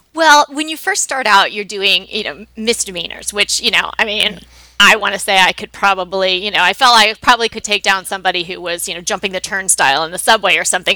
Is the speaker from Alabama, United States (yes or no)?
no; New York, United States; moved away as an adult; now in Pasadena, United States; grew up on the East Coast. I'm from New York